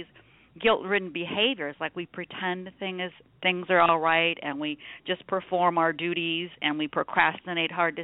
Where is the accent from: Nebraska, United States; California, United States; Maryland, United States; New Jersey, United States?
Nebraska, United States; now in Phoenix, United States; I was raised in Nebraska